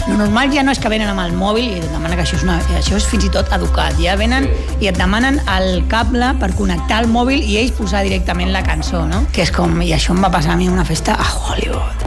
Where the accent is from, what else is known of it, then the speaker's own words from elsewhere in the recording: Barcelona, Catalonia, Spain; som de la Trinitat Vella, de la Trinidad Vieja, nosaltres, i molt orgullosos